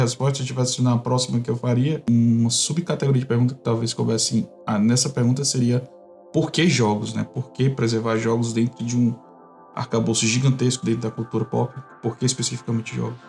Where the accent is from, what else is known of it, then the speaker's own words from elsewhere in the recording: Brazil; pra gente como como brasileiro, pra nós como povo brasileiro